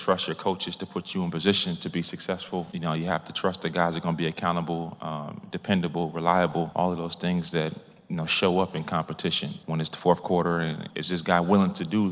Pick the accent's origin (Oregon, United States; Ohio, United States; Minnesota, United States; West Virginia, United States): Minnesota, United States; now in Arizona, United States; I'm from Minnesota. I live in Arizona now.